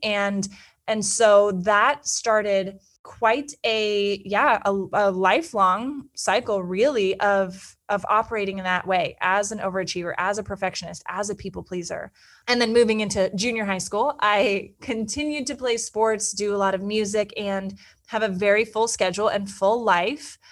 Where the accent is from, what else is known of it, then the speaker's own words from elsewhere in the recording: Petaluma, California, United States; moved away as an adult; also born or lived in Santa Barbara / New York City; I grew up in Northern California in a small town called Petaluma, which is in Sonoma County